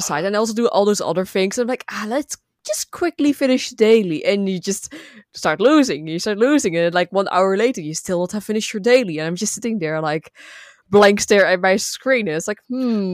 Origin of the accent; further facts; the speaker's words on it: Netherlands; first language Dutch; English is a second language; I'm from the Netherlands